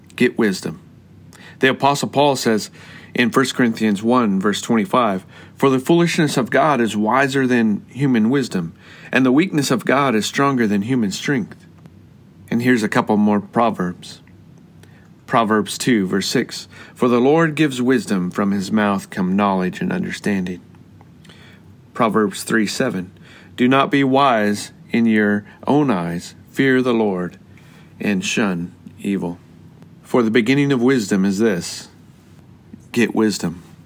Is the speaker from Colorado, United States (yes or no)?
yes; Colorado, United States; I grew up in Colorado with the Rocky Mountains.